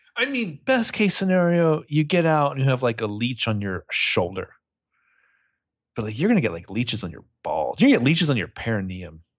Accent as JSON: {"language": "English", "town": "Sacramento", "region": "California", "country": "United States", "tie": "born or raised there", "said": "growing up in Sacramento"}